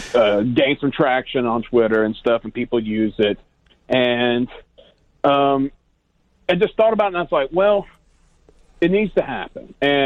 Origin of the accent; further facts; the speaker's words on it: Atlanta, Georgia, United States; I'm from South Metro Atlanta. I'm in between Atlanta and Macon.